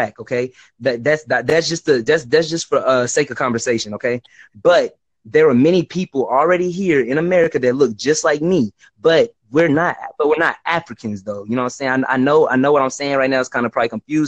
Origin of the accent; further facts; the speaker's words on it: Houston, Texas, United States; now in Dallas, United States; I was born in Houston